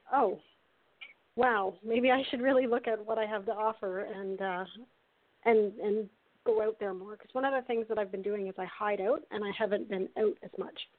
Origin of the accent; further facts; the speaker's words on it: Canada; I'm from Canada